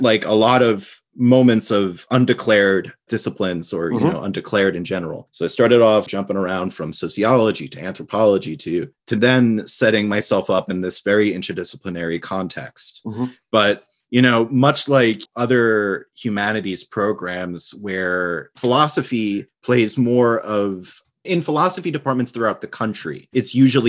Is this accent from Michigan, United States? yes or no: no; New York City, New York, United States; Well, I'm from New York City. Born and raised in Staten Island, New York, or Shaolin, if you listen to … I grew up there and lived back and forth taking the Staten Island ferry every day for the past decade.